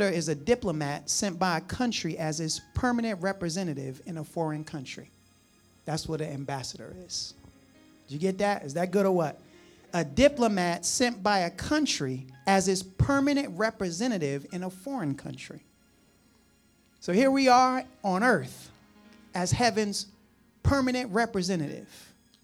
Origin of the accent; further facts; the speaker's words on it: United States; we're from New Jersey, New York. We eat pizza a certain way